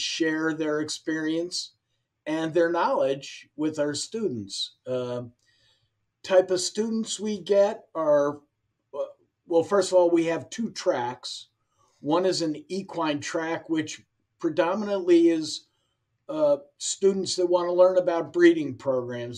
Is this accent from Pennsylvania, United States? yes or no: yes; Pittsburgh, Pennsylvania, United States; I'm from Pittsburgh, so my dad started taking me to Waterford Park when I was 9 or 10 years old